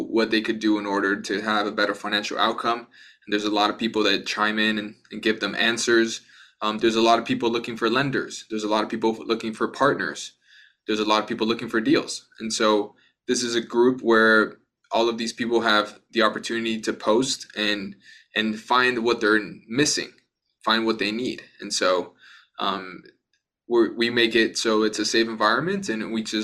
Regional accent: Miami, Florida, United States; also born or lived in Bogota, Colombia; originally I was born in Bogota, Colombia. I was raised in Miami

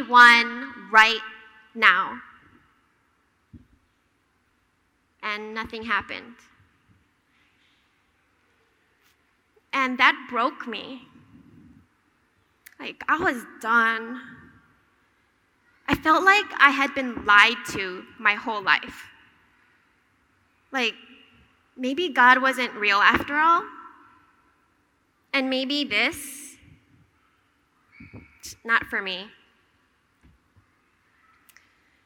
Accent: Hawaii, United States; moved away as an adult; also born or lived in Boston; I grew up in Hawaii, and my brother and I grew up attending church

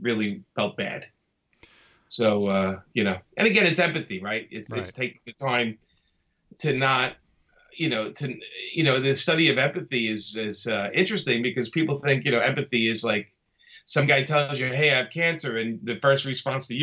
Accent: New York City, New York, United States; I grew up in Brooklyn.

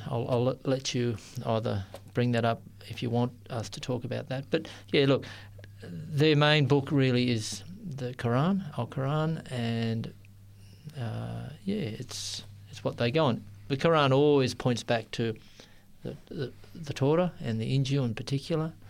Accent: Sydney, New South Wales, Australia; I grew up in Sydney

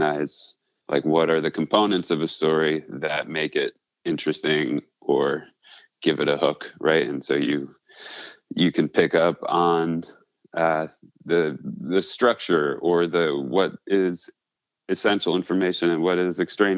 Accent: Livingston, New Jersey, United States; I was born in Livingston, New Jersey

